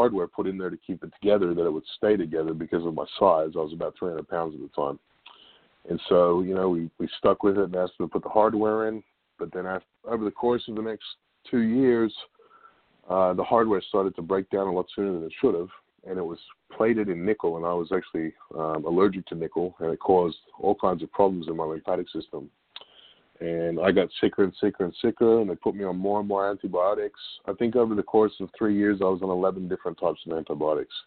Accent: Australia; now in Bellingham, United States; a good friend of mine that I grew up with in Australia from 20 years ago

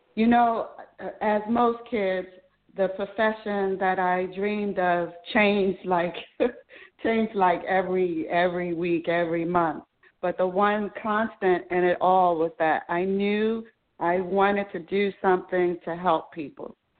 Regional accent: Baltimore, Maryland, United States; I was born and raised in Baltimore City

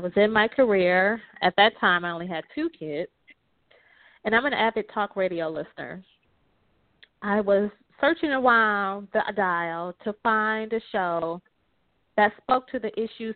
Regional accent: Detroit, Michigan, United States; I was born and raised in Detroit

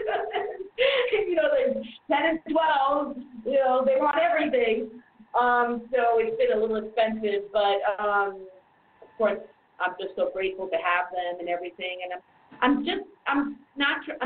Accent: New York City, New York, United States; moved away as an adult; now in Germany; I'm from the same county as Donald Trump, Queens

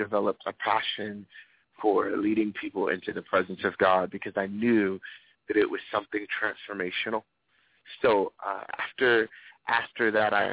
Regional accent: Lynchburg, Virginia, United States; from Lynchburg, Virginia. That's where our church is from. That's where I'm from.

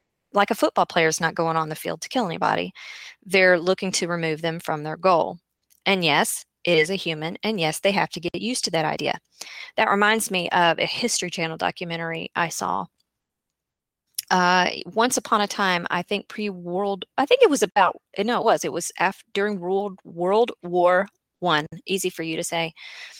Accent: the South, United States; am from the South, in case you didn't guess, and I am a child of country folk.

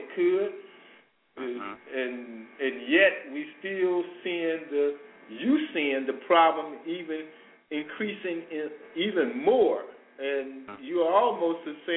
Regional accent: Chicago, Illinois, United States; I was a kid growing up in Robert Taylor Homes

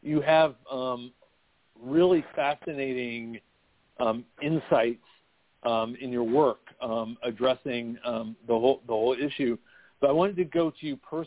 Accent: United States; I grew up with here in the United States

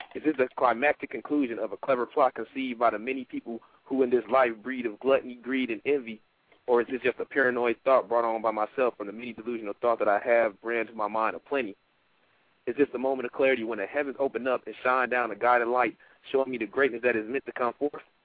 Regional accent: Detroit, Michigan, United States; now in Fayetteville, United States; I'm um, originally from Detroit, Michigan, but right now I reside in Fayetteville, North Carolina.

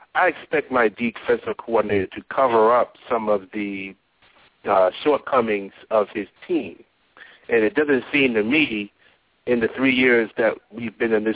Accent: Northeast, United States; I'm from the Northeast.

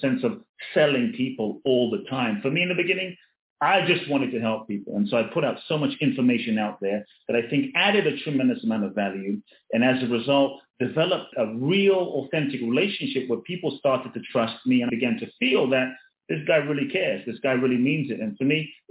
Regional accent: London, United Kingdom; also born or lived in Ghana; when I was a kid, born in Ghana, West Africa. My father's from Ghana. My mother's Japanese. I grew up in London

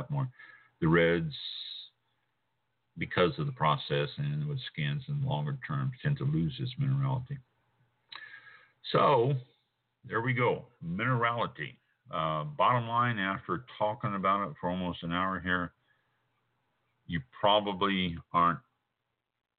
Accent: Kansas City, Missouri, United States; I was born and raised in Kansas City

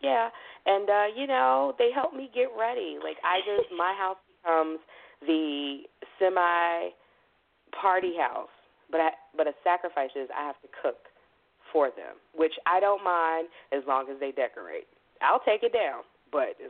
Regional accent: Chicago, Illinois, United States; I'm a Chicagoan all day long with, you know, the southern feel.

